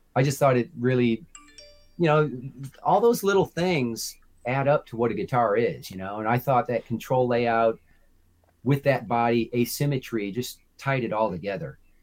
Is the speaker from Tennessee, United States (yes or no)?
no; Chicago, Illinois, United States; moved away as an adult; I'm from the Chicagoland area.